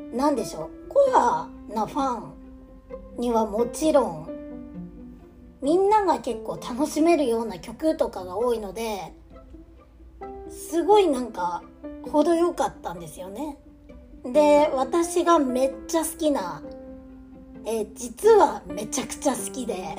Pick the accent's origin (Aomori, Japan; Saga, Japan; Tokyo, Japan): Aomori, Japan; moved away; 地元青森にいた頃はですね青森に芸能人が来るっていうのがねそもそもめっちゃ珍しかった